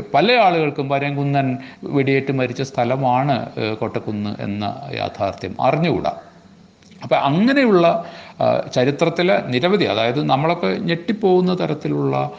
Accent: Malappuram, Kerala, India; ഇത്രയും കാലം മലപ്പുറത്തുകാരനായി ജീവിച്ചിട്ട്

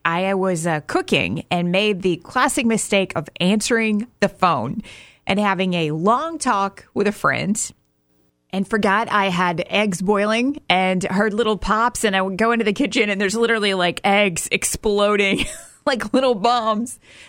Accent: Alabama, United States; born there; And there were issues where I was born in Alabama trying to find records from the year I was born.

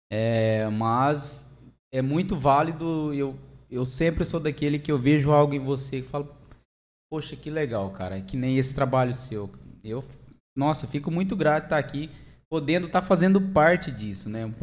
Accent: Angélica, Mato Grosso do Sul, Brazil; sou de Mato Grosso do Sul mesmo, né? Eu nasci em Angélica.

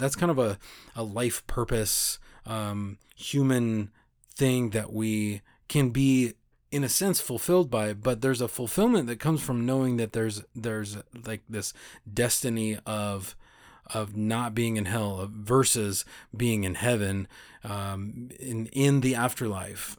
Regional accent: United States; our country was founded by Christians

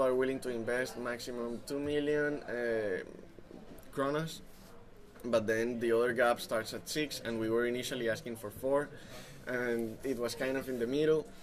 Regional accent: Colombia; moved away; we come from Colombia and we came here without knowing a soul

